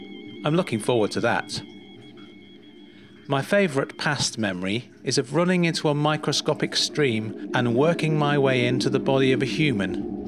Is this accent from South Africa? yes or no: no; Belfast, Northern Ireland, United Kingdom; moved away; I don't have many friends or a girlfriend or a family around me because my family is in Belfast. I moved over from Belfast for the change and the work.